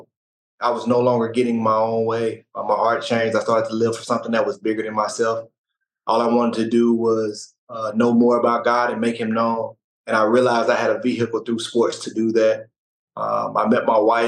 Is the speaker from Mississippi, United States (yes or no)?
yes; Mississippi, United States; moved away; also born or lived in Arkansas; I grew up in Mississippi, and I went to school in Arkansas